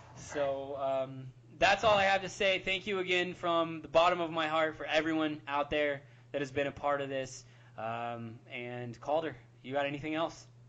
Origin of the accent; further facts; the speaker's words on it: Southern Illinois, United States; my hometown in Southern Illinois